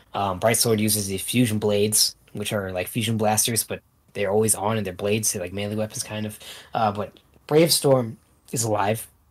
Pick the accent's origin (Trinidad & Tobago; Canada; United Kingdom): Canada; I'm Canadian